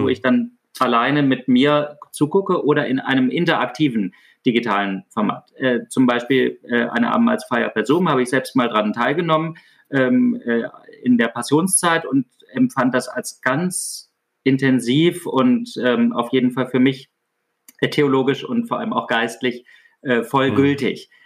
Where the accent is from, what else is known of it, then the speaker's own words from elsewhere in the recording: Baden-Württemberg, Germany; Ich komme aus Süddeutschland, aus Württemberg. Ich wohne hier nach wie vor im ländlichen Raum